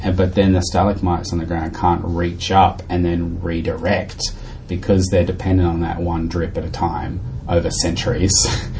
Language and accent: English; Darwin, Northern Territory, Australia; now in Sydney, Australia; I grew up in Darwin